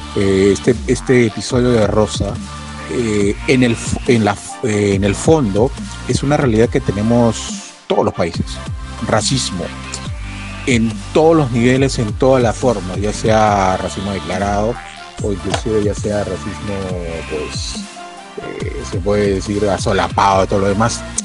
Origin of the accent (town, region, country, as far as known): Peru